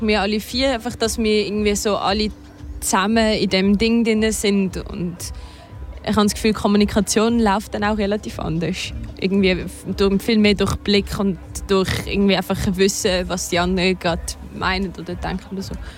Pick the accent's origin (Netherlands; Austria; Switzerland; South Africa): Switzerland; first language Swiss German; unsere Muttersprache